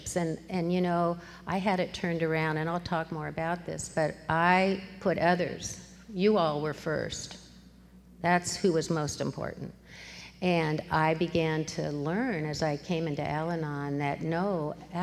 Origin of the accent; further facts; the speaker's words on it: Columbus, Ohio, United States; also born or lived in Manhattan, Kansas; now in Eugene, United States; I was born in Manhattan, Kansas, but pretty quickly moved to Columbus, Ohio, and I grew up there